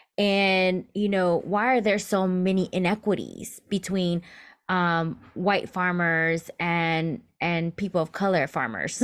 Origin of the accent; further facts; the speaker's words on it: United States; I'm first generation American. My, my parents were born in Mexico and they immigrated over to the U S